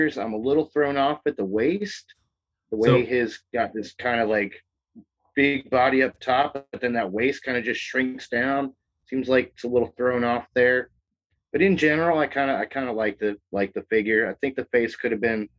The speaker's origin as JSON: {"language": "English", "region": "New York", "country": "United States", "tie": "born or raised there", "said": "I grew up in New York"}